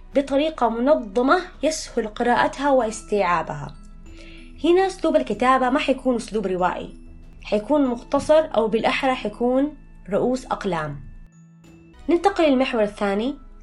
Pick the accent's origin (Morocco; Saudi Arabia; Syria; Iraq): Saudi Arabia; Jeddah, Makkah Province; also born or lived in Mecca; رجعت لمسقط رأسي جدة